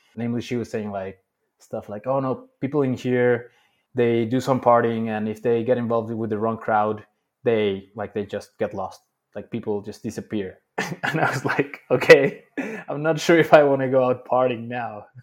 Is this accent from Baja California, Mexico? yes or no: no; Mexico City, Mexico; moved away as an adult; also born or lived in Dubai; Born and raised in Mexico City for twenty-five years.